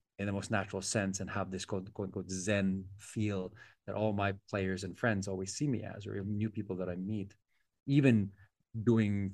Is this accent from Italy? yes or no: no; Philippines; as a Filipino